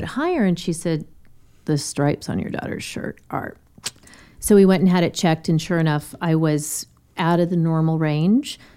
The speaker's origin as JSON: {"language": "English", "town": "Denver", "region": "Colorado", "country": "United States", "tie": "born or raised there", "said": "Born and raised in Denver"}